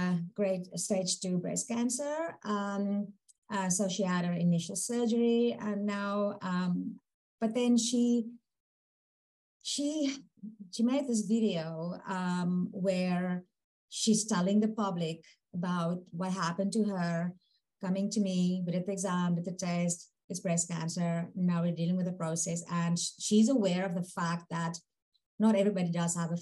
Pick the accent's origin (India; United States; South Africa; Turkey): South Africa; moved away as an adult; also born or lived in Manitoba, Canada / Invermere, Canada; now in Prince Rupert, Canada; when I immigrated from South Africa, the first stop was Manitoba, 2.5 years, which was a little bit brutal for a South African to get used to.